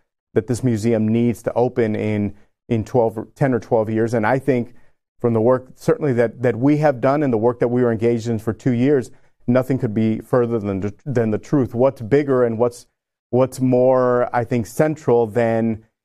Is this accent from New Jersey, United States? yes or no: no; Brownsville, Texas, United States; I am from Texas. I'm from the Rio Grande Valley, born and raised in Brownsville, Texas